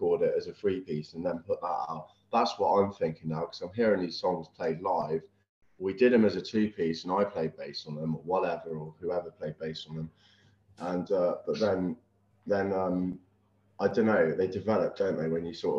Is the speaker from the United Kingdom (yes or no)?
yes; Weymouth, South West England, United Kingdom; we grew up in Weymouth.